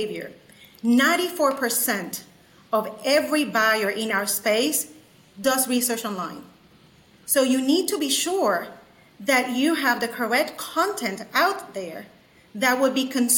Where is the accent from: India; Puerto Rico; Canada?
Puerto Rico; San Juan; now in Chattanooga, United States; I'm originally from San Juan, Puerto Rico